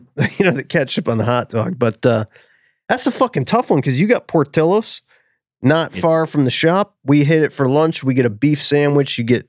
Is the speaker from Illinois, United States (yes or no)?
yes; Chicago, Illinois, United States; We're from the northern suburbs of Chicago.